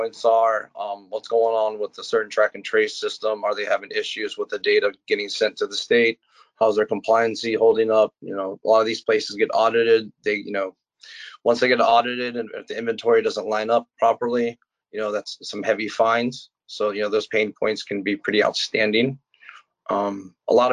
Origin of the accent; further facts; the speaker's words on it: Florida, United States; I'm from Florida